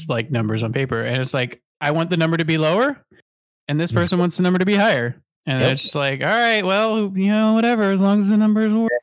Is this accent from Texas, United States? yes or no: no; St. Louis, Missouri, United States; moved away as an adult; also born or lived in Champaign, Illinois; now in California, United States; I grew up in St. Louis, went to school in Champaign